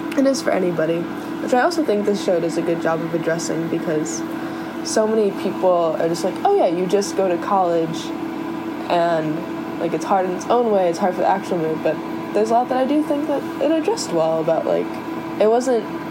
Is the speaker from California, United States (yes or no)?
yes; San Diego, California, United States; moved away; also born or lived in Chicago, Illinois; I'm from San Diego. I was born in Pacific Beach and partially raised in La Jolla